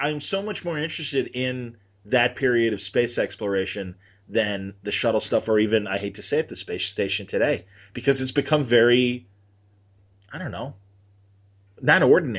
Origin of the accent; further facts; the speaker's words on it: Canada; But I'm from Canada